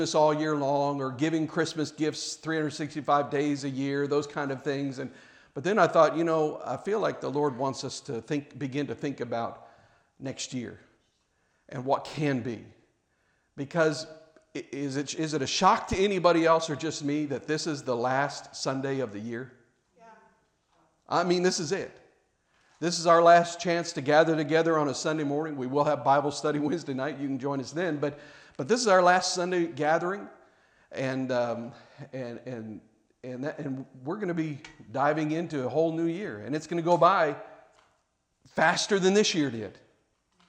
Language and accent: English; Kansas City, Missouri, United States; I grew up in Kansas City, Missouri